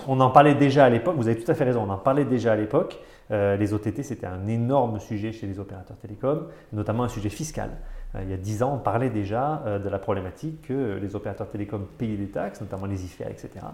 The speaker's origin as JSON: {"language": "French", "town": "Avignon", "region": "Provence-Alpes-Côte d'Azur", "country": "France", "also_born_or_lived": "Paris", "moved": "as an adult", "said": "je ne suis pas un Parisien, je viens du Sud, je viens d'Avignon"}